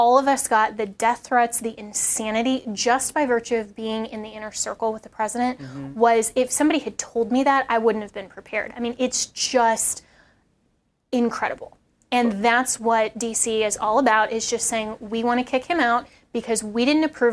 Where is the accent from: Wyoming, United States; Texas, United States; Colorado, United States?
Colorado, United States; I'm from Colorado. I'm still a resident of Colorado